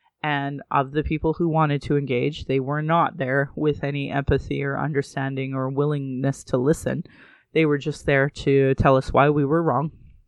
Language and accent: English; Calgary, Alberta, Canada; also born or lived in Sylvan Lake; I'm born and raised in Calgary